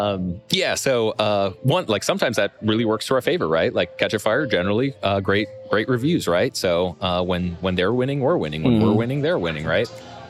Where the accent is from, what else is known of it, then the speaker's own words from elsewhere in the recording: Wisconsin, United States; moved away; Oh man, so I'm originally from Wisconsin